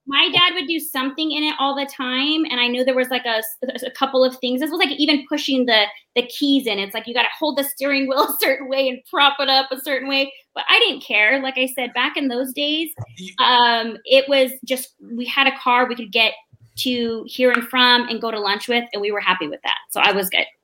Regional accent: Mesa, Arizona, United States; moved away as an adult; now in Oceanside, United States; They moved us down to the city in Mesa, Phoenix, and um, I grew up there. Uh, I grew up in a predominantly Hispanic neighborhood

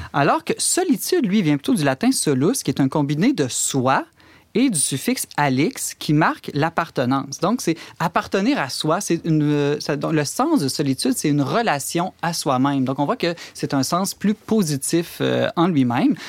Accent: Alberta, Canada; chez nous, en Alberta

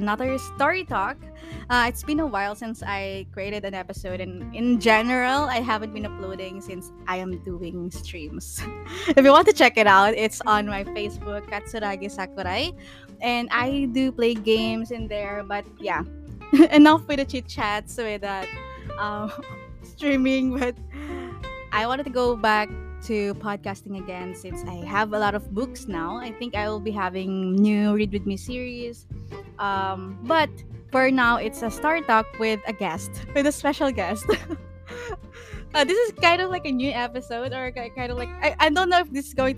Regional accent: Philippines; English is a second language; I'm a Filipina who is also speaking in Tagalog

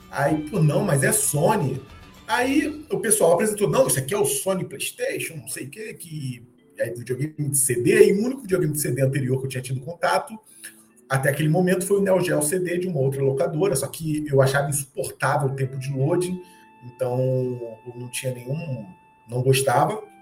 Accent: Baixada Fluminense, Rio de Janeiro, Brazil; eu sou carioca, fui criado na Baixada Fluminense, que é na região mais metropolitana aqui do Rio

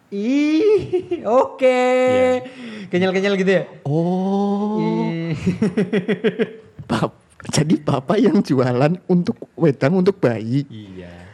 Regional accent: Jakarta, Indonesia; Saya ikut, meskipun saya orang Jakarta.

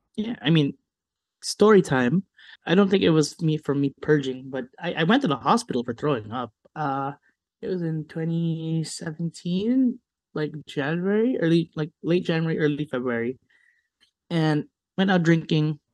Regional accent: United States; growing up in America

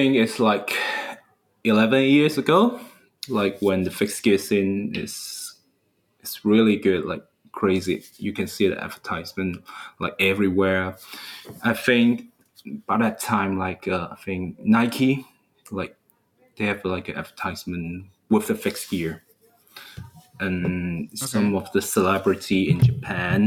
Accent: Hong Kong; I'm from Hong Kong

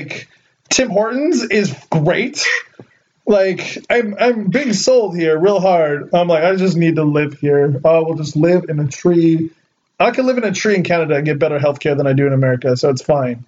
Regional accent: Ventura, California, United States; I'm from Ventura, which is basically, we're, like, right about, I'm 50 miles from L.A.

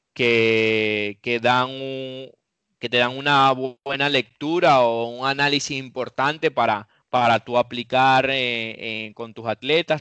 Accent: Venezuela; moved away; also born or lived in Europe

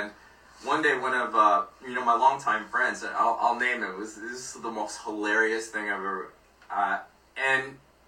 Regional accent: Philippines; because we're both Filipino.

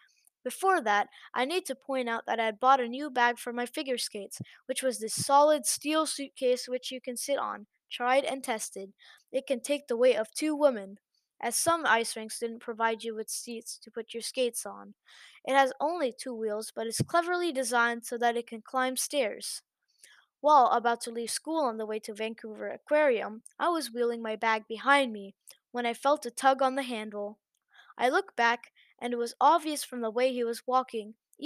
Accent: Thailand; English is a second language; I'm from Thailand. I'll have to include the nationalities for context. I speak English and Thai fluently and a bit of Mandarin Chinese.

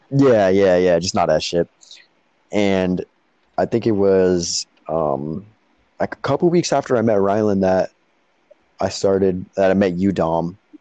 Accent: Peru, Illinois, United States; born or raised there; now in Florida, United States

